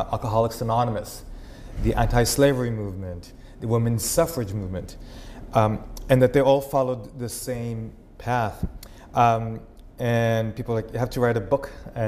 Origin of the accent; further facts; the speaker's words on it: Israel; accent: Israeli Texan; English is a second language; also born or lived in Texas, United States; No one ever guesses where my accent's from, right? It's this, like, Israeli Texan, shalom y'all.